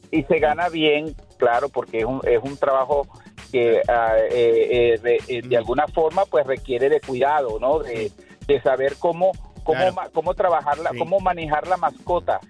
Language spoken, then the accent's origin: Spanish; Venezuela; moved away; also born or lived in Colombia; yo soy de Venezuela, pero trabajé en, estuve en Colombia un tiempo